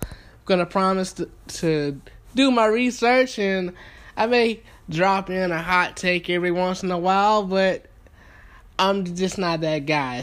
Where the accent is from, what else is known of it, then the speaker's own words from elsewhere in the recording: Thomaston, Georgia, United States; moved away as an adult; now in Atlanta, United States; I am from Thomaston, Georgia, born and raised.